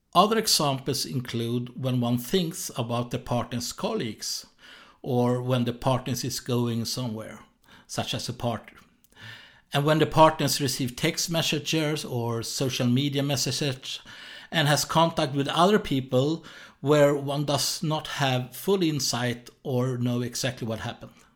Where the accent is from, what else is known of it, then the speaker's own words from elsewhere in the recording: Sweden; accent: Swedish; English is a second language; I was born in Sweden, so that's why I have this strange accent